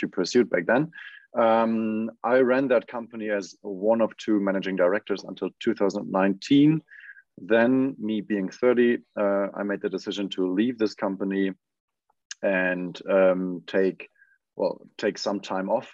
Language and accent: English; Wiesbaden, Hesse, Germany; born and raised in Wiesbaden, which is a small city in Germany.